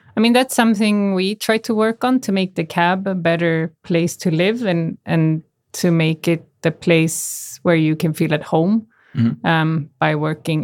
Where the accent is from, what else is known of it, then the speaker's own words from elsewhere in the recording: Canada; moved away; I grew up in Canada